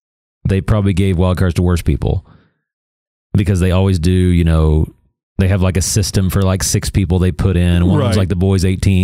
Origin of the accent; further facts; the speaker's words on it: United States; Even though I'm American